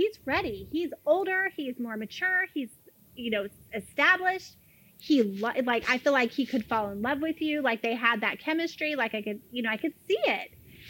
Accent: Florida, United States; I'm from Florida.

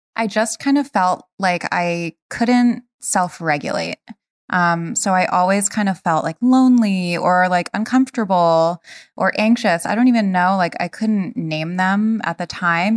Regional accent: Rhode Island, United States; I grew up in Rhode Island

